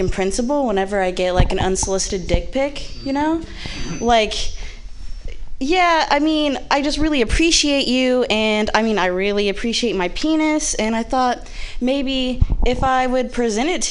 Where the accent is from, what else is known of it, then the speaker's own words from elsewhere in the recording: Midwest, United States; moved away; I am from the Midwest